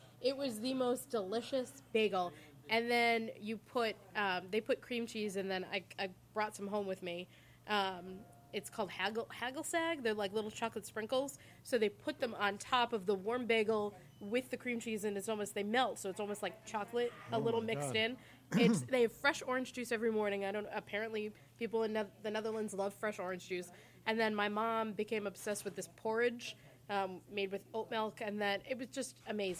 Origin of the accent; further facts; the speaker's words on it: Sherborn, Massachusetts, United States; In Sherbourne.